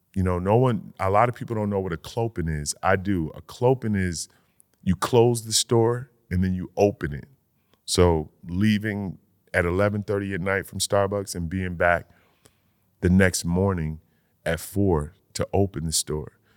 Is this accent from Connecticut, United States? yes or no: yes; Connecticut, United States; Middletown, Connecticut, like, twenty minutes from my hometown.